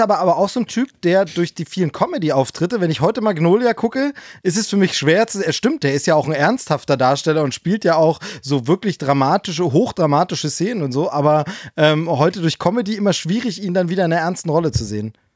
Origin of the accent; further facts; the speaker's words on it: GDR, East Germany, Germany; bis ich zehn Jahre alt war, bin ich in der DDR aufgewachsen